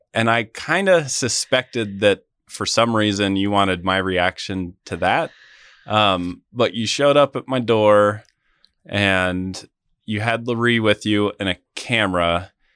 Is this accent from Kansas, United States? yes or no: yes; Wamego, Kansas, United States; moved away as an adult; also born or lived in Washington, D.C.; now in Manhattan, Kansas, United States; I grew up in Wamigo, um, lived there for the majority of my life